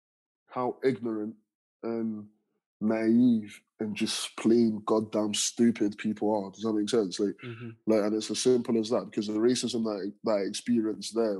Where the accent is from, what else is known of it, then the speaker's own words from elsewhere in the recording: London, United Kingdom; also born or lived in Nigeria / Stranraer / Ayr; now in Glasgow, United Kingdom; where I grew up in London, I was surrounded by people that looked just like me